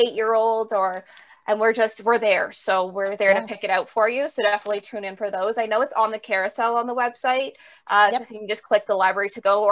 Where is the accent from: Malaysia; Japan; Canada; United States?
Canada; as a Canadian